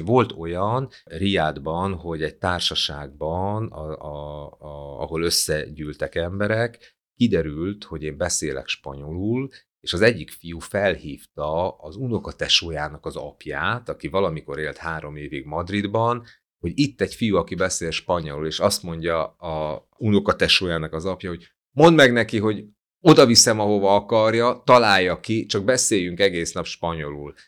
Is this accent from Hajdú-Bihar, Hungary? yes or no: yes; Biharnagybajom, Hajdú-Bihar, Hungary; first language Hungarian; also born or lived in Berettyóújfalu; now in Budapest, Hungary; nekem Budapest az otthonom egyébként, ö, bár Beretyújföldban születtem, Biharnagybajómból származom